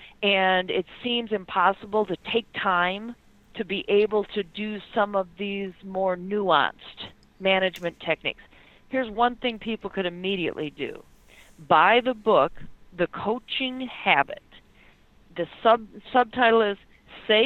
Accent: Detroit, Michigan, United States; I'm being from Detroit

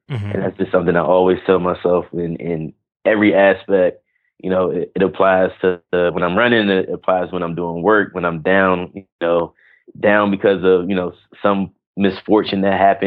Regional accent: Washington, District of Columbia, United States; also born or lived in North Carolina; I'm from Washington, D.C. I'm a D.C. native, which is and I live here now

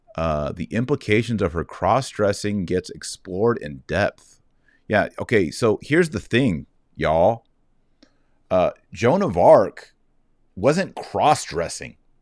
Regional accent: Texas, United States; I'm just from Texas.

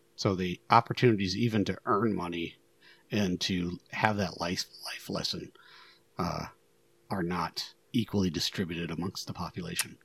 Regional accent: Northwest Ohio, United States; Northwest Ohio kid, edge of the Rust Belt

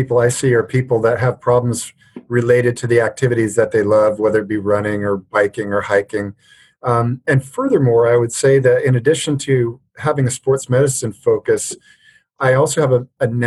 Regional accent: Alberta, Canada; moved away as an adult; now in United States; I grew up in Alberta, Canada, so we played a lot of hockey

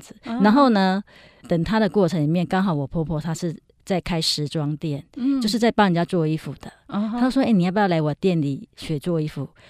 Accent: Yilan County, Taiwan; now in Taipei, Taiwan; 那我觉得说，因为我从宜兰搬到台北，其实真的完全没有朋友，而且我的同学都在宜兰嘛，是。

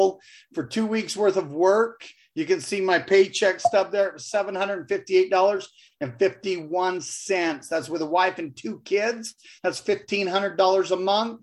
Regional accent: Utah, United States; I'm from Utah.

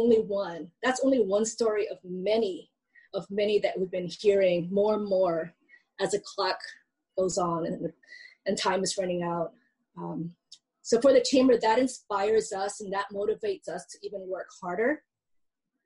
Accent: Hilo, Hawaii, United States; I'm from Hilo

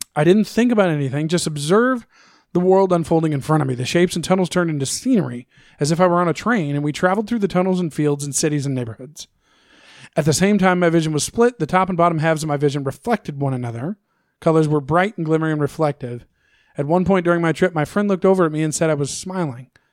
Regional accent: Missouri, United States; I'm from Missouri

